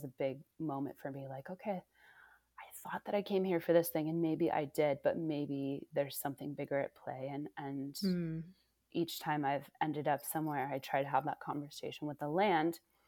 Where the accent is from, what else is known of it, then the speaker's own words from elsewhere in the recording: Oakland, California, United States; moved away; also born or lived in Indiana / New York City / Ashfield, Massachusetts; I'm from California. So yeah. I'm from the Bay Area. I'm from Oakland. So yeah, had this journey, you know, school in Indiana, then moving to New York City, then moving to Ashfield, Massachusetts.